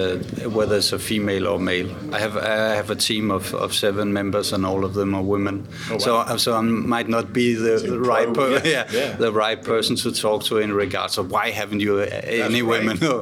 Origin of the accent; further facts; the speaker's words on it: Denmark; I'm from Denmark.